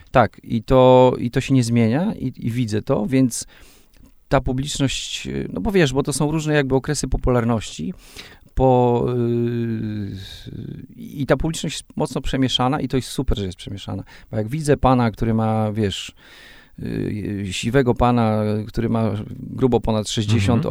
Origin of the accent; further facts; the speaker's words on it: Raczki, Podlaskie Voivodeship, Poland; first language Polish; moved away as an adult; also born or lived in Suwałki / Katowice; Ja, ja urodziłem się w Suwałkach, mieszkałem przez, y, przez połowę, połowę swojego życia w, no nie, już teraz y, dłużej. O. o. właśnie sobie policzyłem, ile mam lat. No dobrze, przez y, y, 19 lat mieszkałem w Raczkach